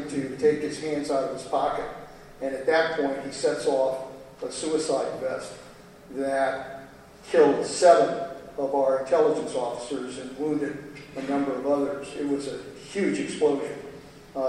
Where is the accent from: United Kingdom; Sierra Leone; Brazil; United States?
United States; Pebble Beach, California; Pebble Beach in my hometown